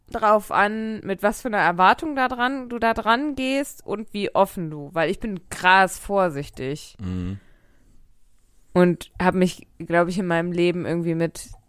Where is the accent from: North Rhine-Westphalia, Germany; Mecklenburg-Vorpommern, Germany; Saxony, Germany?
North Rhine-Westphalia, Germany; Nein, wahrscheinlich nicht. Ich komme nämlich auch aus dem Pott